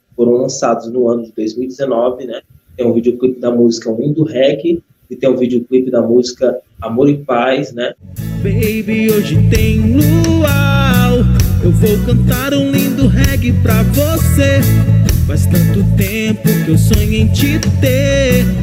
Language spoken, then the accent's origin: Portuguese; Brazil; Como bom brasileiro